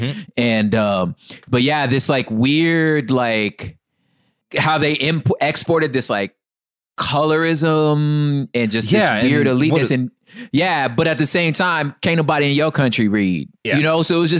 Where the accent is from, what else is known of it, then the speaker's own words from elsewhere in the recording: California, United States; being a Californian married to a Mexican woman